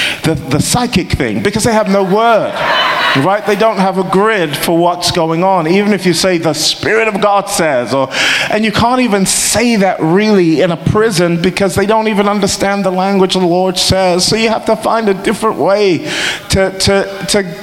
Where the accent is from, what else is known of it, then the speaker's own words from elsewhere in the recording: England, United Kingdom; we're from England